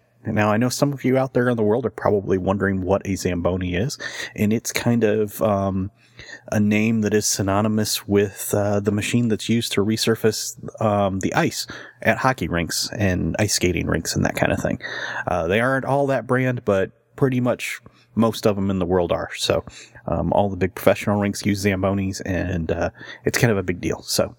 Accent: Michigan, United States; growing up in Michigan, I'm a Wings fan.

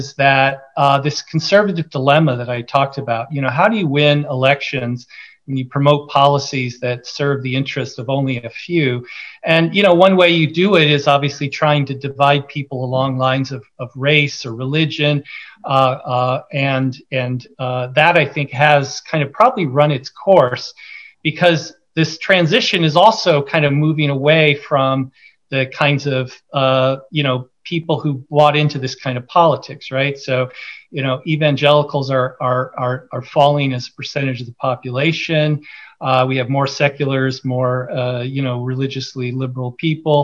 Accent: California, United States; I grew up in California

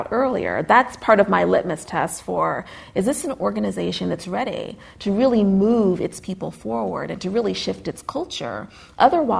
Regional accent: United States; as an American

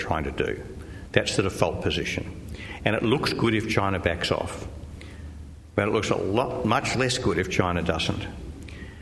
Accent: Australia; I'm an Australian

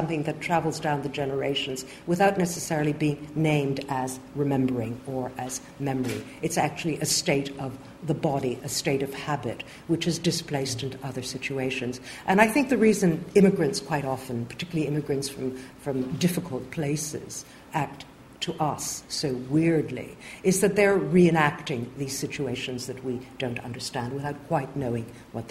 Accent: Montreal, Quebec, Canada; moved away; I grew up in Canada

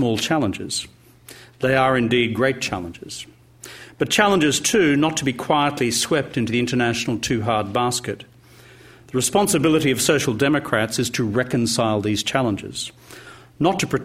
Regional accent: Queensland, Australia; my home state of Queensland

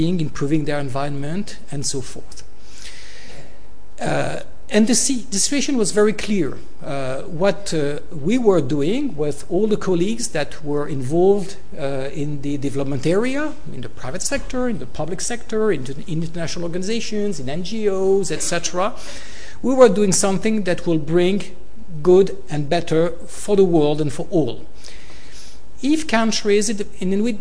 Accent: Côte d’Ivoire; moved away; I was born in Africa, in Ivory Coast. I was raised there

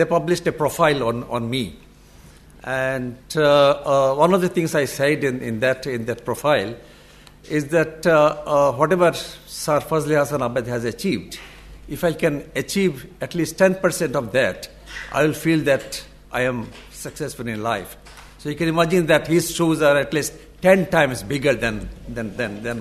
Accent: Bangladesh; I come from Bangladesh

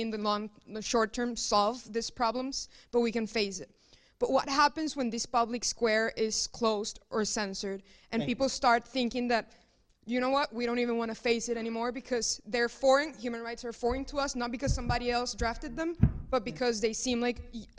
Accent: Venezuela; moved away; I'm from Venezuela, so Global South

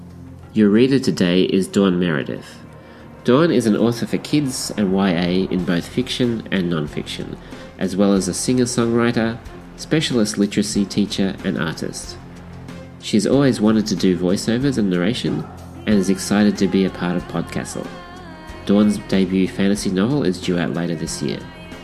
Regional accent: Australia; your guest host for this episode. I'm an Australian writer

